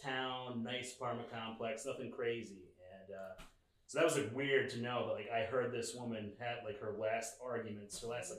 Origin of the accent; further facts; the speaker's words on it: Binghamton, New York, United States; moved away as an adult; also born or lived in Boston area, Massachusetts; now in West Caldwell, United States; I'm originally from upstate New York, so like farm town style.